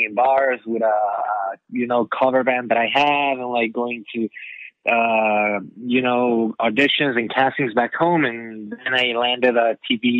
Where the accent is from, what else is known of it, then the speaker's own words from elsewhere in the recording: Ecuador; moved away; I am from Ecuador in South America